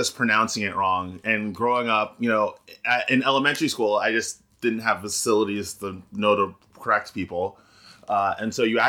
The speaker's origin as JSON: {"language": "English", "town": "New York City", "region": "New York", "country": "United States", "tie": "born or raised there", "also_born_or_lived": "Ghana (family)", "moved": "as an adult", "lives_now": "Boston, United States", "said": "I'm born and raised in the Bronx. But all the adults in my family are from Ghana, in West Africa."}